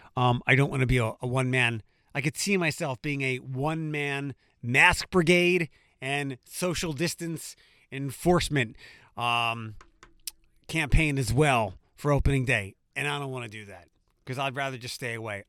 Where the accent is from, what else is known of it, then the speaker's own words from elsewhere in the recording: Philadelphia, Pennsylvania, United States; moved away as an adult; now in Toledo, United States; I am from Philadelphia. Um, it's my hometown.